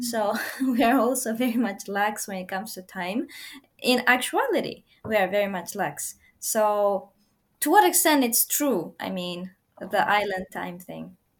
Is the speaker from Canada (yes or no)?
no; Uzbekistan; now in Japan; I'm from Uzbekistan